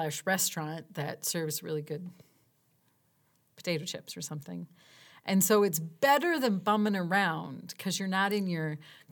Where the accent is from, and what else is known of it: Wisconsin, United States; accent: Wisconsin